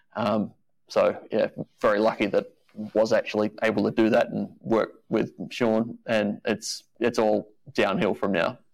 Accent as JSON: {"language": "English", "country": "Australia", "said": "being Australian"}